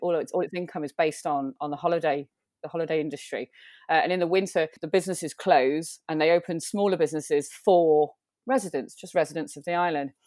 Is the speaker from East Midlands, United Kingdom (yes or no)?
no; Manchester, North West England, United Kingdom; I'm born born and raised in Manchester